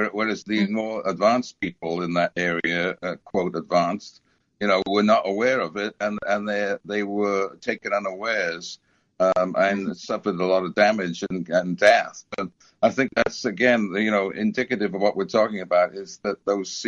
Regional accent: United Kingdom; now in United States; when I was a kid and growing up in Britain

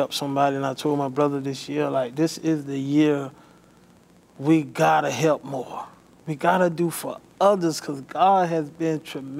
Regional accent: Allendale, South Carolina, United States; moved away as an adult; now in Bamberg, United States; we are from Allendale, South Carolina.

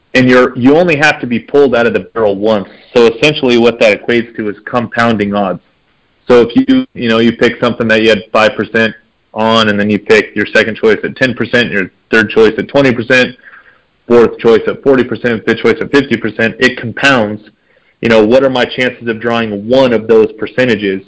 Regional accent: Nevada, United States; I just love hunting in my home state

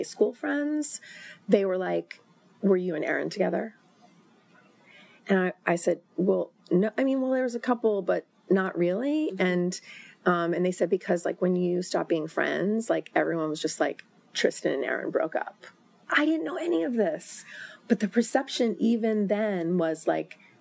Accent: New York, United States; I was from New York.

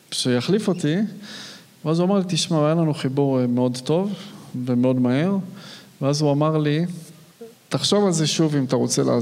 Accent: Arad, Southern District, Israel; also born or lived in Modiin; אני כילד גדלתי בפריפריה. וגדלתי באמת כילד בערד עד גיל 13. לאחר מכן ההורים עברו למודיעין.

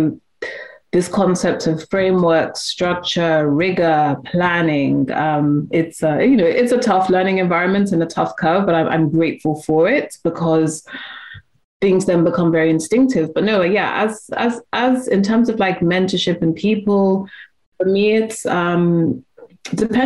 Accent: United Kingdom; also born or lived in Nigeria; I'm British and I'm Nigerian as well

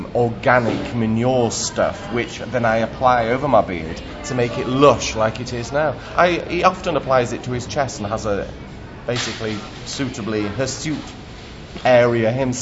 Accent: Vienna, Austria; by my Austrian parents because I grew up in Vienna.

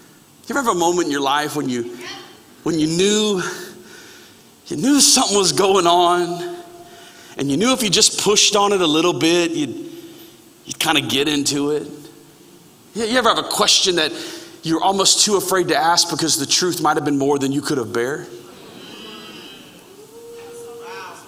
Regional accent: Florida, United States; I grew up in Florida

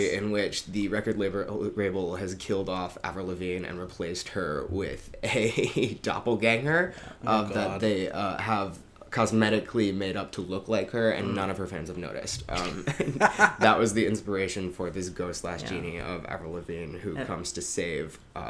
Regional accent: Baltimore, Maryland, United States; moved away as an adult; now in New York, United States; I'm from Baltimore, Maryland. Went to NYU as well. That's how we know each other. Been living here for 5 years now.

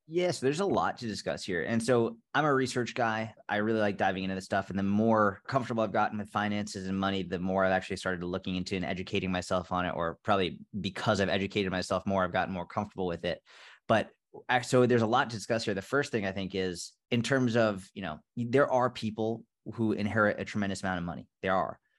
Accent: outside of Boston, Massachusetts, United States; I grew up outside of Boston, Massachusetts

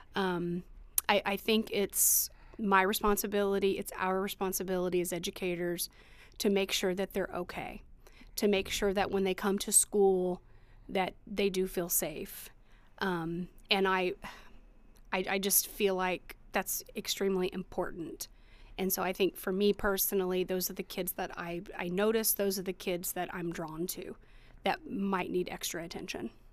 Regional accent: Eastern Greene community, Indiana, United States; also born or lived in Bloomington, Indiana; I went from East, to Eastern from the time I was in first grade until I graduated high school

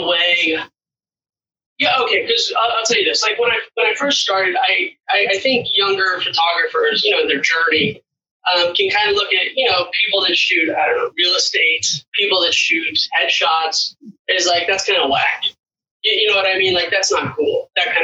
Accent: Los Angeles, California, United States; I'm actually from Los Angeles myself too

